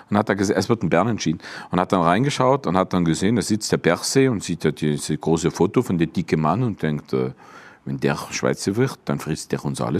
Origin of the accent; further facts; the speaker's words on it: Tuttlingen, Baden-Württemberg, Germany; accent: Swabian; Als Schwabe, das ist wirklich so, wenn du aufwächst, ich bin in Tuttlingen aufgewachsen, also ein bisschen nebendran in Möhringen, das ist eigentlich schon badisch, aber in Tuttlingen die meiste Zeit in die Schule